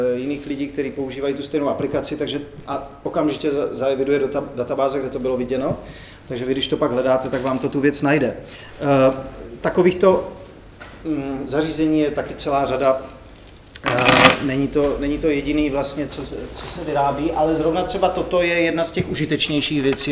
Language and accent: Czech; Brno, South Moravian Region, Czechia; jak se říká u nás v Brně